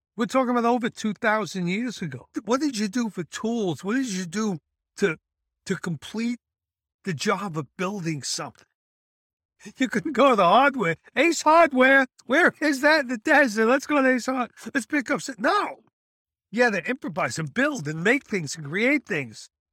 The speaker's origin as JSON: {"language": "English", "country": "United States", "said": "Being an American paratrooper"}